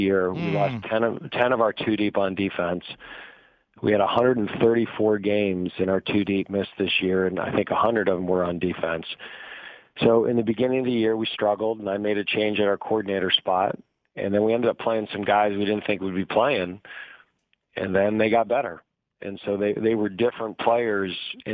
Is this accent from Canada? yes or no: no; Buffalo, New York, United States; now in North Carolina, United States; I'm from Buffalo, New York.